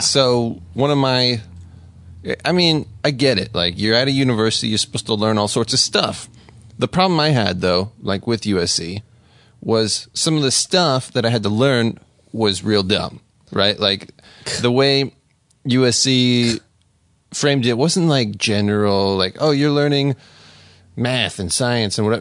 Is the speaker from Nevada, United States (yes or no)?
yes; Las Vegas, Nevada, United States; moved away as an adult; I grew up in Las Vegas